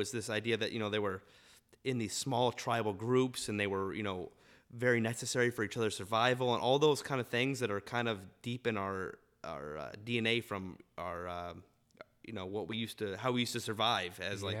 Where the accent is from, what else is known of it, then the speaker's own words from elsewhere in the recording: Utah, United States; You know, I grew up in Utah with the Jazz.